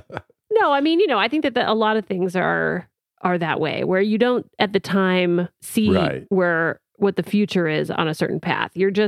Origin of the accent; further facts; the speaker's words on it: Panama; born there; also born or lived in Latin America; I speak some Spanish because I was born in Panama, and I actually learned Spanish at the same time as I learned English because my family we moved all over Latin America.